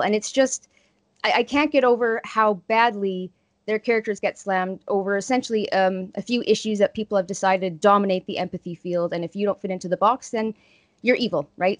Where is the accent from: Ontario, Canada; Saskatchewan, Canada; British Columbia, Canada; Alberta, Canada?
Saskatchewan, Canada; Estevan; my hometown in Estevan